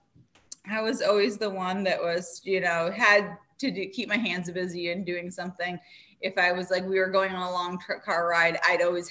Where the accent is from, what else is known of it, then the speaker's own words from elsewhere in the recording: Massachusetts, United States; also born or lived in Northern Vermont; now in Vermont, United States; I grew up in Massachusetts